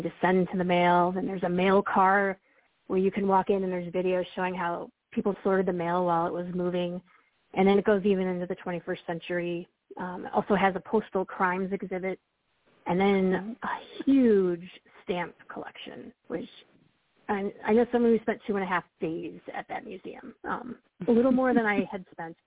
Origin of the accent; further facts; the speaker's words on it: Wisconsin, United States; moved away as an adult; now in Washington, D.C., United States; born in Wisconsin, and I lived there and went to the University of Wisconsin